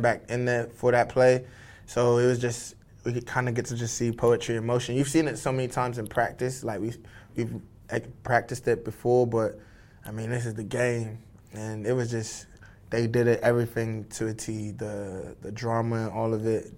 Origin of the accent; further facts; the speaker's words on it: Dallas, Texas, United States; also born or lived in United Kingdom / Nigeria (ancestry); growing up in Texas, North Dallas